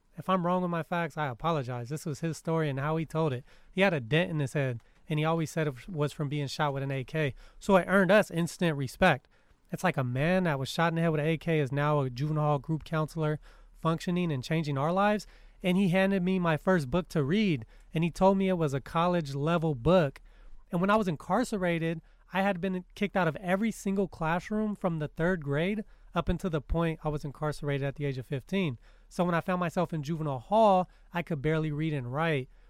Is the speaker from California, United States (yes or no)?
yes; California, United States; as a Californian and a child